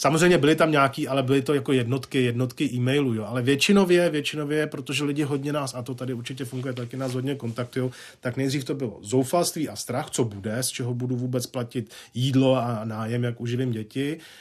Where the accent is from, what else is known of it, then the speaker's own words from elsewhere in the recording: Czechia; jsem vlastenec, mám rád, jsem demokrat, jsem Čech